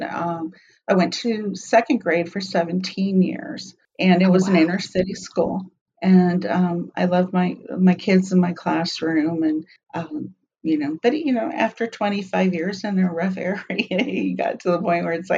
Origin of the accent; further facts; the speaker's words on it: Arizona, United States; moved away as an adult; also born or lived in Dallas / Miami / Seattle; I was born and raised in Arizona, but I did spend a few years outside Dallas, Miami, Seattle. I was glad to come back home